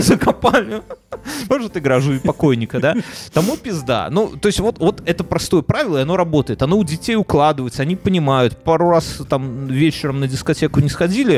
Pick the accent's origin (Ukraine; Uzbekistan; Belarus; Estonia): Belarus; я как как белорус